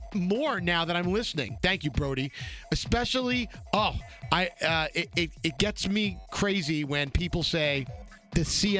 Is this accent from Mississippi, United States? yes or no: no; Alabama, United States; Anyway, I'm from Alabama and I've never been to New York. So when it comes to Brooklyn, I don't relate.